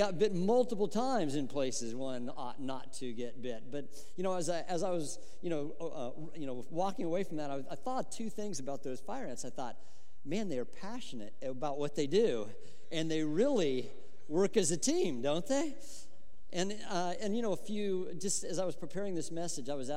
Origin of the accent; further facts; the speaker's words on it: Colorado, United States; moved away; I grew up in Colorado